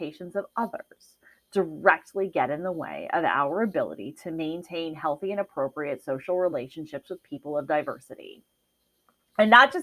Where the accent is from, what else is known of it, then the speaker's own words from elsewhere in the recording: Midwest, United States; now in Arizona, United States; I was raised in the Midwest where it snows